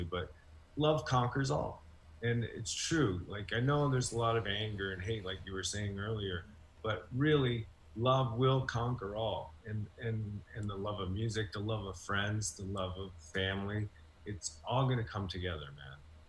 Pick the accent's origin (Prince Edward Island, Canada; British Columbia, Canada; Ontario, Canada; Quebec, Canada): Ontario, Canada; Hamilton; I'm from Hamilton